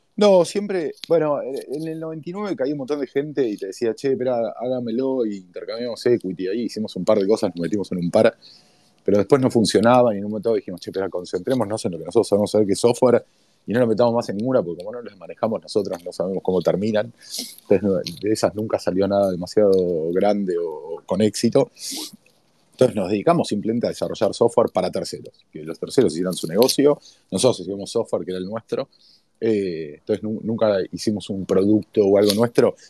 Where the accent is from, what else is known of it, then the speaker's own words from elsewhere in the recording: Buenos Aires, Argentina; típico ruso, clase media, Villa Crespo. O sea, no es que vivía en Villa Crespo, vivía en Canin y Corrientes exactamente